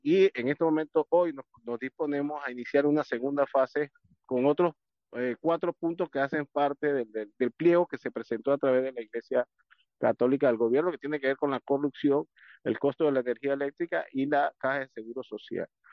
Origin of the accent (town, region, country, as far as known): Panama